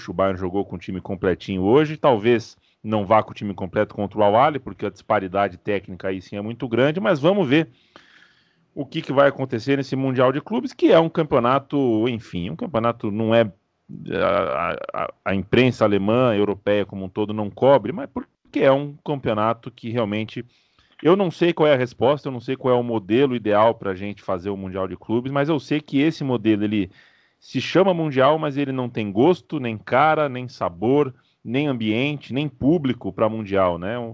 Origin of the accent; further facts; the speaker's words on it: Brazil; Somos brasileiros, estamos no Brasil, falando em português para um público brasileiro.